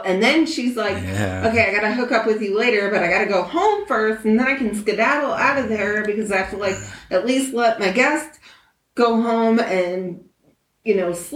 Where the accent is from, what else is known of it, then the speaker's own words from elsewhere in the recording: Phoenix, Arizona, United States; I'm from Phoenix